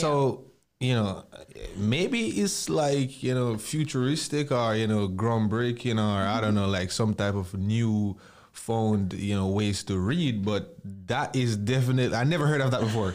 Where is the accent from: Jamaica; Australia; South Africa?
Jamaica; growing up in Jamaica